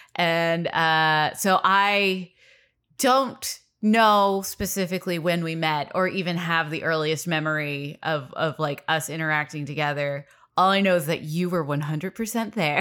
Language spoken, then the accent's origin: English; Los Angeles, California, United States; born and raised in Los Angeles